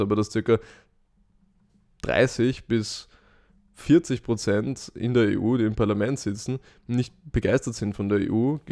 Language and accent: German; Vienna, Austria; ich sehe mich zuerst als Europäer und zweitens als Österreicher